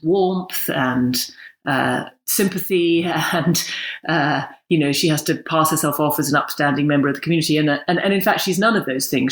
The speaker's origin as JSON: {"language": "English", "region": "England", "country": "United Kingdom", "accent": "full English accent", "said": "I'm very English"}